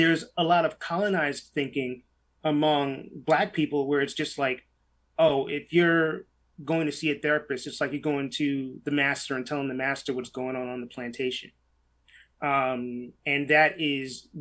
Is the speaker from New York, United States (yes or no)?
yes; New York City, New York, United States; I grew up in New York City in the 1980s and in early 90s